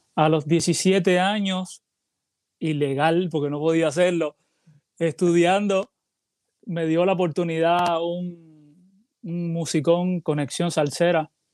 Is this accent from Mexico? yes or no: no; Cuba; now in Puerto Rico; tengo que poner parte de, de mi tierra en mi música porque soy cubano